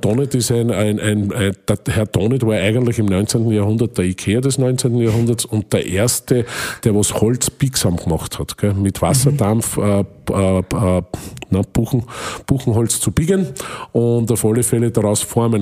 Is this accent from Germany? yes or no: no; Waldviertel, Lower Austria, Austria; bei uns im Waldviertel